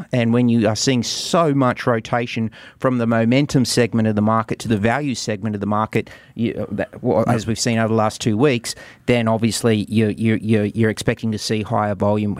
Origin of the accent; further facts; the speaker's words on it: Australia; I'm an Aussie